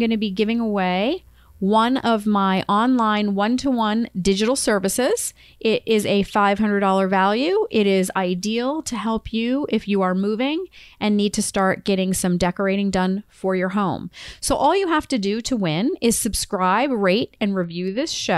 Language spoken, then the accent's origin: English; Maine, United States; because I grew up in Maine